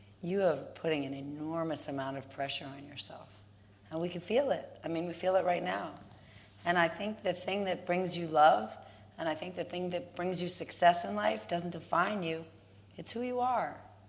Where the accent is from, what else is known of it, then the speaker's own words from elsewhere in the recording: New Jersey, United States; I grew up in New Jersey and went to public school.